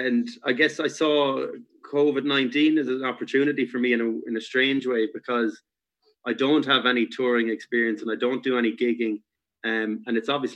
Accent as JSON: {"language": "English", "town": "Galway", "region": "Connacht", "country": "Ireland", "tie": "born or raised there", "also_born_or_lived": "Cork", "moved": "as an adult", "lives_now": "Dublin, Ireland", "said": "I moved to Galway when I was four. So I'm from Galway, really, where I lived until after college."}